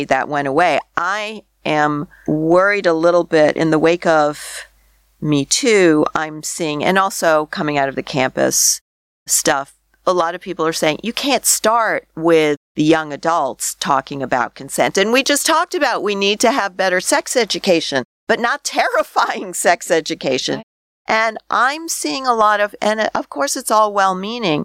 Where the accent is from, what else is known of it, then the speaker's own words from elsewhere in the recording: Canada; as a Canadian